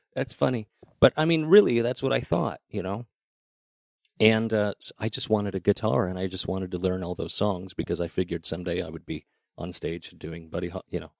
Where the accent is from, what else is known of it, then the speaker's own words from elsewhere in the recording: Idaho Falls, Idaho, United States; moved away as an adult; also born or lived in Seattle; I grew up in Idaho Falls